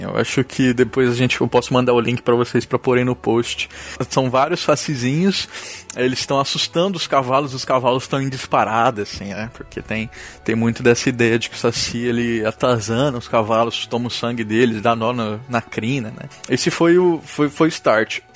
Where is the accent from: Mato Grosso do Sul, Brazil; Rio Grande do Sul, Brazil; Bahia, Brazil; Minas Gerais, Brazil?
Mato Grosso do Sul, Brazil; Campo Grande; moved away; also born or lived in Santa Catarina; Eu sou natural de Mato Grosso do Sul